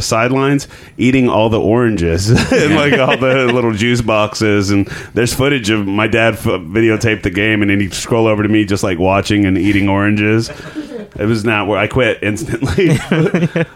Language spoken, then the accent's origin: English; Dallas, Texas, United States; I grew up in Dallas